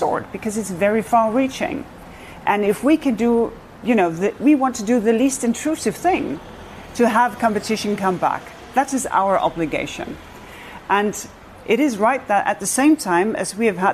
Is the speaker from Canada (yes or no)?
no; Denmark; I come from Denmark